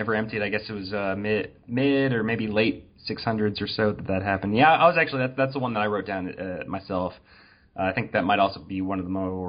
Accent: Louisville, Kentucky, United States; I'm from Louisville and we have a church here called St. Martin of Tours

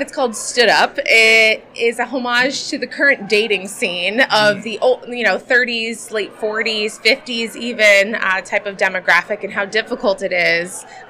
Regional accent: New Jersey, United States; moved away as an adult; now in Tampa, United States; I am from Tampa, Florida, currently. Moved down from New Jersey right in the middle of the pandemic. So yes, I am one of those moved down.

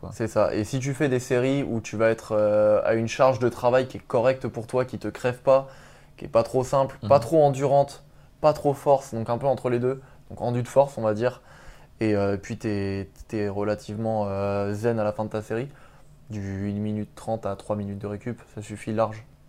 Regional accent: Paris region, Île-de-France, France; moved away as an adult; now in Rennes, France; je suis originaire de région parisienne

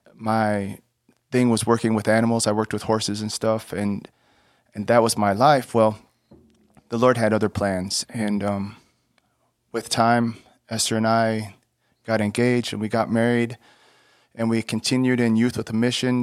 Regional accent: Texas, United States; moved away as an adult; I grew up in Texas, um, moving around some

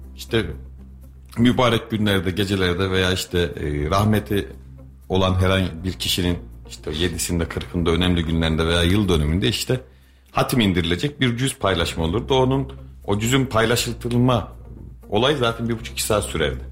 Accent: Kayseri Province, Turkey

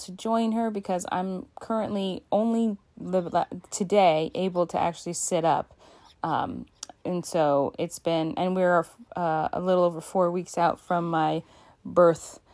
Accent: Alaska, United States; my home state of Alaska

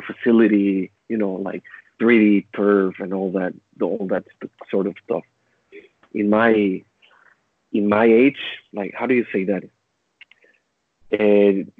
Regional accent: Panama; moved away as an adult; also born or lived in Taiwan; now in Hong Kong; growing up in Panama.

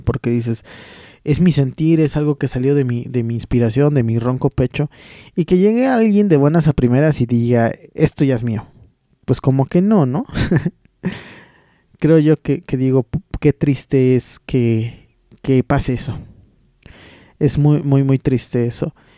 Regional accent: Taxco, Guerrero, Mexico; estuvimos con los músicos de mi pueblo, estuvimos en Tasco de Mis Amores

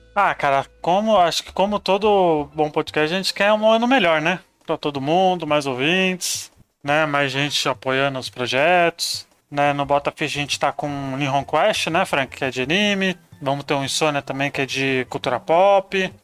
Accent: São Paulo, Brazil; Nasci na Vila Riete, bairro de São Paulo, Zona Sul

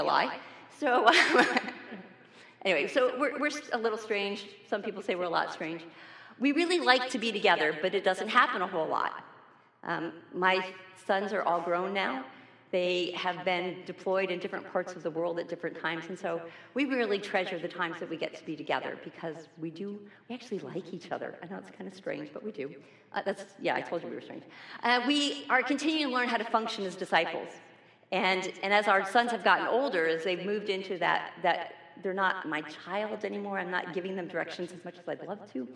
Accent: New York, United States; moved away; I'm also originally from New York

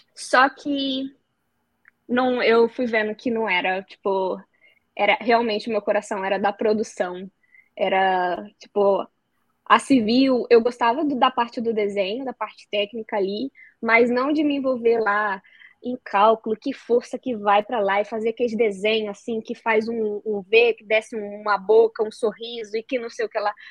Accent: southern Espírito Santo, Brazil; moved away as an adult; now in Dublin, Ireland; sou capixaba, vim de uma cidade bem pequena lá do Espírito Santo, do sul do Espírito Santo

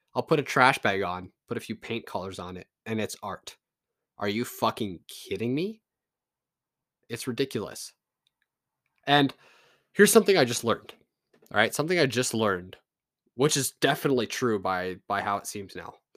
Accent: Canada; I'm a Canadian

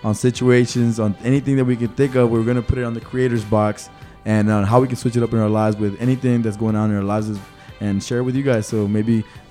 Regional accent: Laredo, Texas, United States; also born or lived in Chicago, Illinois; I was born in Chicago, raised in Laredo.

